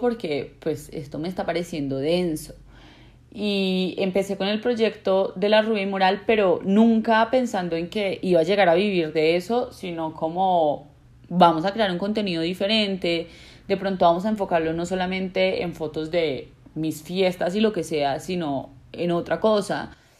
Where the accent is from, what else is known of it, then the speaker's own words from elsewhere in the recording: Colombia; los colombianos somos